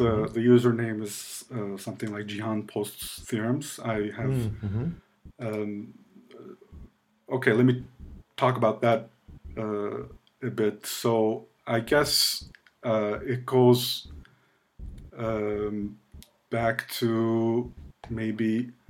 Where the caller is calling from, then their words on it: Ankara, Turkey; I am joining you from Ankara, Turkey, which is the capital of Turkey in the middle.